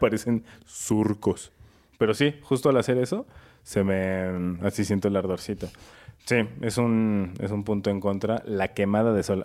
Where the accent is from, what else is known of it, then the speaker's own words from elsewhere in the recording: Mexico City, Mexico; yo soy de aquí de la Ciudad de México